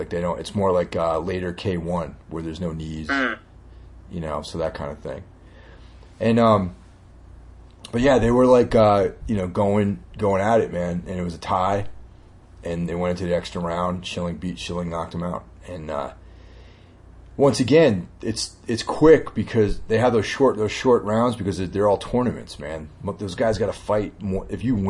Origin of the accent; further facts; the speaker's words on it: Carmel, New York, United States; Carmel, New York. Lake Carmel. You know, it's not too, you know, about an hour and a half outside the city. Nice little town. It's on the Hudson River